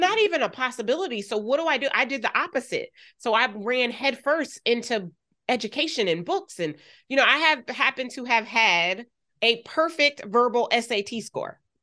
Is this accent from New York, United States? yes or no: no; Wilmington, Delaware, United States; I grew up in Wilmington, Delaware.